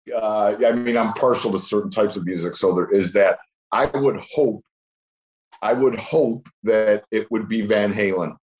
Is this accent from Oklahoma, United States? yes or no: no; Cleveland, Ohio, United States; I'm from Cleveland.